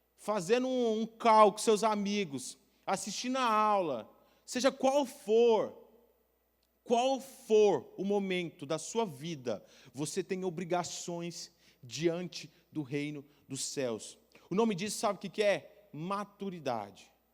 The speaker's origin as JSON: {"language": "Portuguese", "town": "Goiânia", "region": "Goiás", "country": "Brazil", "moved": "yes", "lives_now": "Blumenau, Brazil", "said": "eu sou de Goiânia"}